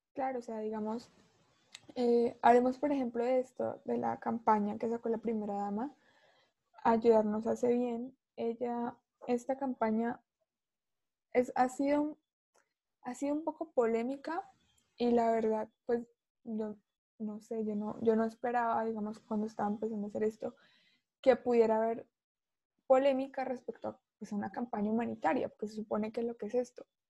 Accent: Colombia; uno como, como ciudadano, como colombiano

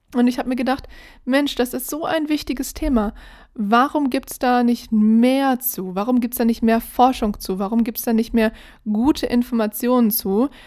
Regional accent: Berlin, Germany; ich bin ja in Berlin groß geworden

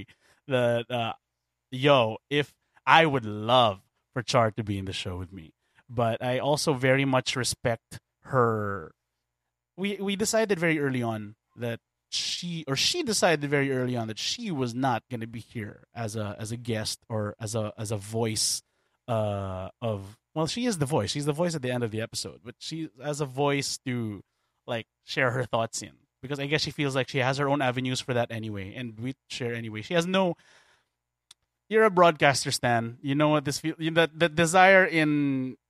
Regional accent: Philippines; I am a Filipino

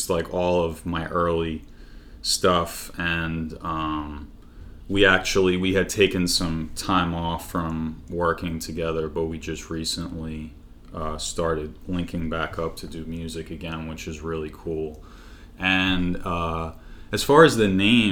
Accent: Long Island, New York, United States; grew up in Long Island

